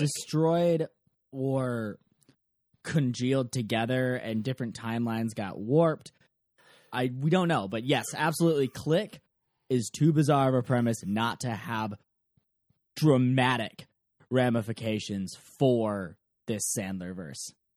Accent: Ann Arbor, Michigan, United States; I grew up in Ann Arbor, Michigan

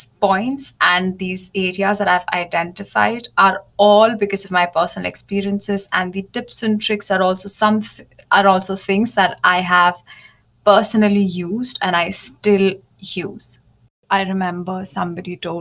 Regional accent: India; moved away as an adult; also born or lived in Germany; I moved back to India, which is my home country. And I moved back to my parents' house

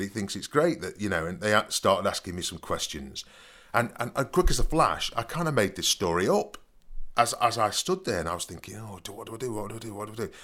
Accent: Nottingham, East Midlands, United Kingdom; I came from Nottingham, 'cause I said I'm from Nottingham.

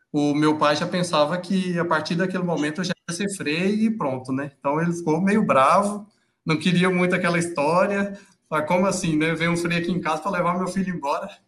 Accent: Anápolis, Goiás, Brazil; sou natural de Anápolis, Goiás. Então, como diz os goianos, quando se pergunta se você é goiano de verdade, você fala goiano do pé rachado. Então, é, goiano do pé rachado, goiano de Anápolis.

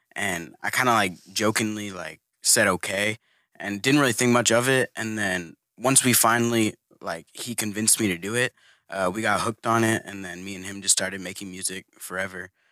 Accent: Houston, Texas, United States; I'm from the Houston area

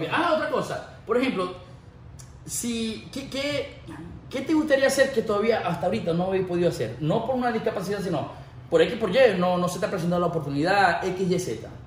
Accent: United States; Sí, sí sé que yo me crié aquí en Estados Unidos

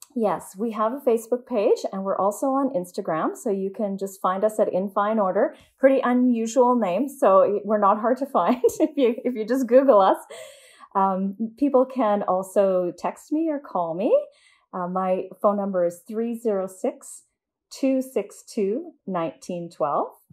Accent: Saskatoon, Saskatchewan, Canada; I was born and raised in Saskatoon

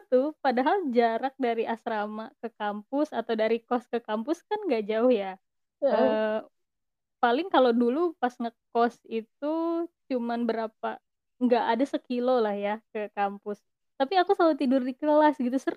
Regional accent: Bandung, West Java, Indonesia; tapi kita orang Bandung gitu? gitu cewek-cewek Bandung kan biasanya males ya Bandung udah nyaman banget ngapain sih harus keluar kota ya nggak ya

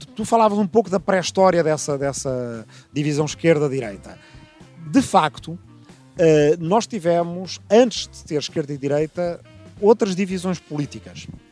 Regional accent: Lisbon, Portugal; also born or lived in Arrifana; nasci aqui em Lisboa em 1972, ainda dois anos antes da Revolução Democrática, portanto, ainda em tempo de ditadura em Portugal. Eh, cresci entre Lisboa, a capital, e uma pequena aldeia

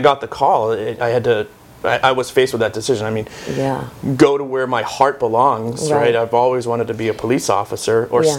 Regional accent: Boston, Massachusetts, United States; I was born and raised in Boston

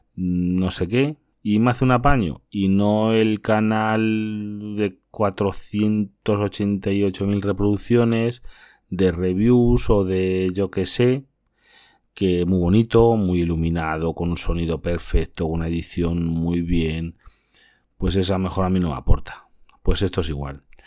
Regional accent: Castilla-La Mancha, Spain; otras comunidades como la mía que es Castilla-La Mancha

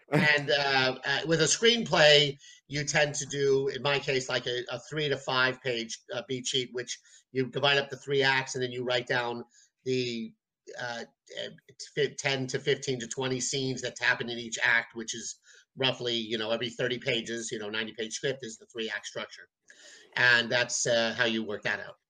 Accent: New York City, New York, United States; I'm from New York City.

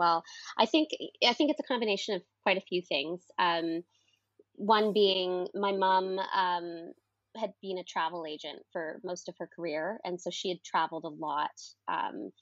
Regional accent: Canning, Nova Scotia, Canada; moved away as an adult; also born or lived in Brampton, Ontario / Halifax, Nova Scotia; now in London, United Kingdom; I spent most of my childhood growing up in a bed and breakfast

